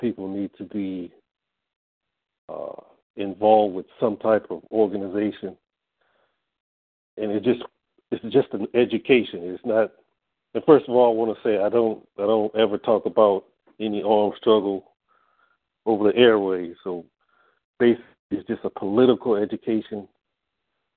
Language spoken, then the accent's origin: English; New Orleans, Louisiana, United States; now in Dallas, United States; I'm originally from New Orleans